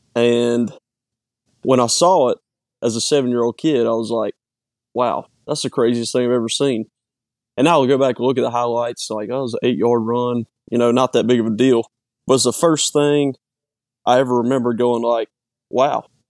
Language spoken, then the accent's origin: English; Petal, Mississippi, United States; I'm from Petal, born and raised.